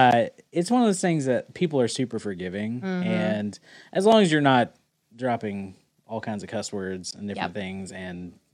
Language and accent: English; the South, United States; accent: southern twang; I could hear my southern twang come out.